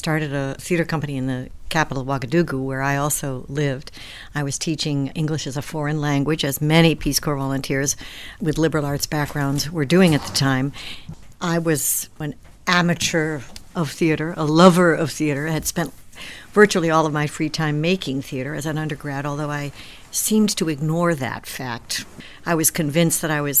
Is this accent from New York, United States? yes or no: yes; New York, United States; I'm a New Yorker